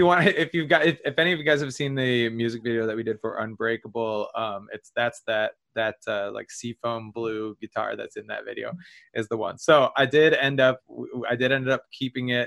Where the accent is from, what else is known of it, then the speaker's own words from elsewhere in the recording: Michigan, United States; we're from Michigan